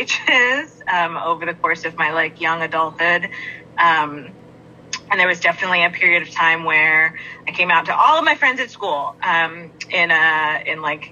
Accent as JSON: {"language": "English", "region": "Northern Virginia", "country": "United States", "tie": "born or raised there", "also_born_or_lived": "Fairbanks, Alaska", "moved": "as an adult", "lives_now": "Traverse City, United States", "said": "I grew up outside of Washington, D.C. in the Northern Virginia area. I lived there almost my whole life until I was 22"}